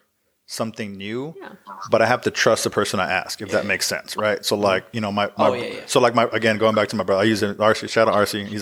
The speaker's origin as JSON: {"language": "English", "town": "Uvalde", "region": "Texas", "country": "United States", "tie": "born or raised there", "said": "I'm originally from Uvalde, so that's my hometown."}